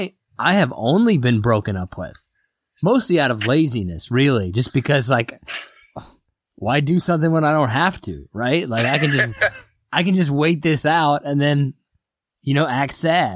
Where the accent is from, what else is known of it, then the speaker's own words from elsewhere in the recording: Kansas, United States; moved away; I'm originally from Kansas